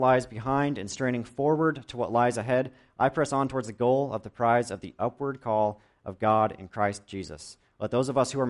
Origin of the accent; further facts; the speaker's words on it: Ramona, California, United States; I grew up in Ramona from about the age of 4 until now. We still live on my parents' 10 acres on the west side of town